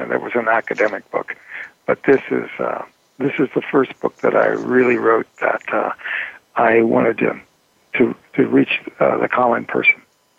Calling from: San Francisco Bay Area, California, United States; I'm calling in from the San Francisco Bay Area.

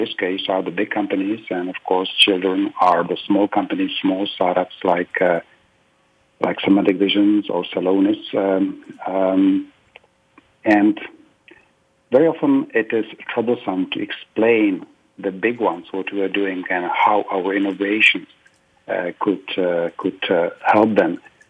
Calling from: Prague, Czechia; You know, I'm calling from Prague, and actually we have already a late afternoon here

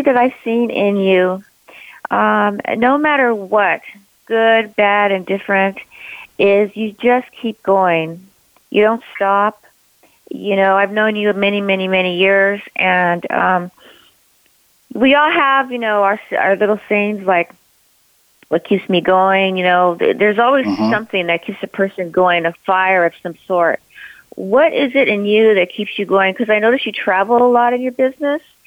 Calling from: Claremont, California, United States; I'm calling from Claremont, California.

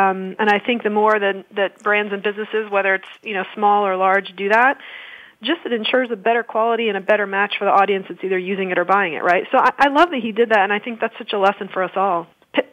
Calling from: Atlanta, Georgia, United States; Well, I'm calling from our headquarters in Atlanta, Georgia, in a neighborhood called Buckhead.

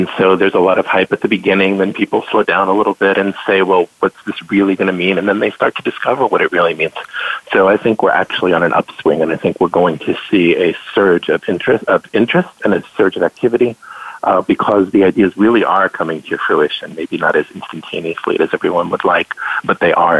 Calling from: New Jersey, United States; So I'm joining you today from New Jersey.

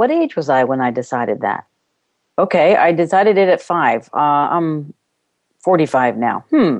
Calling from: Ireland; I am calling from Ireland, so there's a little bit of wind going on outside.

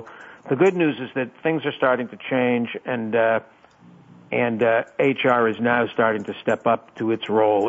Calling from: Boston, Massachusetts, United States; I'm in Boston, where the temperature has dropped again under 50 degrees.

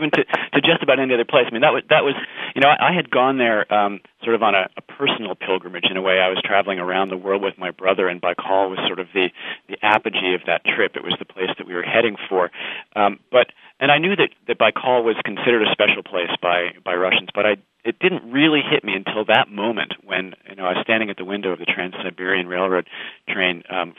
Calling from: Brighton, Massachusetts, United States; No, I'm calling you from Brighton, Massachusetts, the beautiful neighborhood of Market Street and WGBH in Boston.

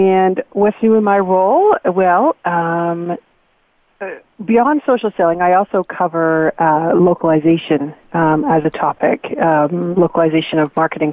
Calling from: Waterloo, Ontario, Canada; I'm calling from kind of cloudy but warmish Waterloo, Ontario, Canada

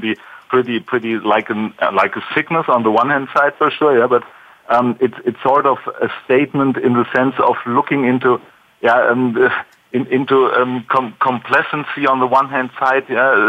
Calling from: Stuttgart, Baden-Württemberg, Germany; I'm calling in from Stuttgart area, so in Germany down there.

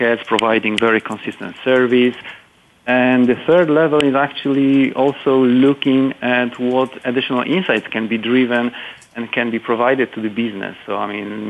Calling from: Kraków, Lesser Poland, Poland; I'm calling from Poland

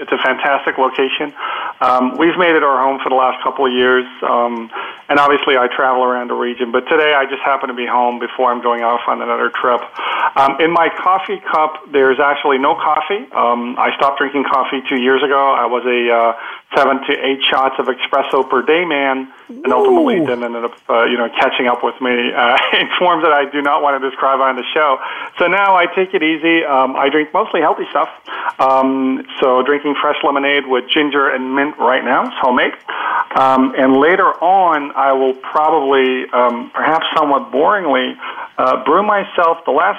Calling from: near Lisbon, Portugal; I'm calling in from near Lisbon, Portugal

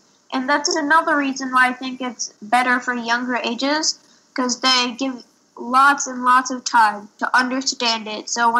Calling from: Boulder, Colorado, United States; I am 10 years old. I'm reporting from Boulder, Colorado.

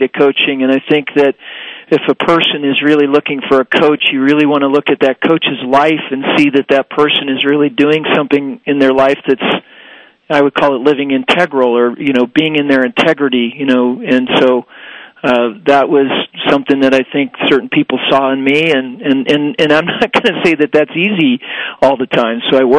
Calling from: Denver, Colorado, United States; From Denver, Colorado.

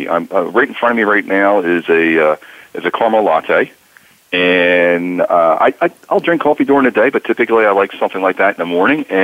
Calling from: New Jersey, United States; I'm calling from uh, sunny South Jersey, just outside of Philadelphia.

